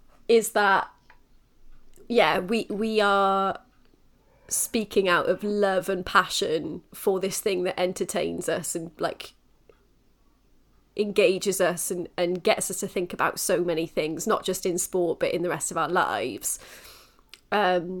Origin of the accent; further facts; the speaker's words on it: Wales, United Kingdom; as Welsh women or as Welsh people, rugby is in our blood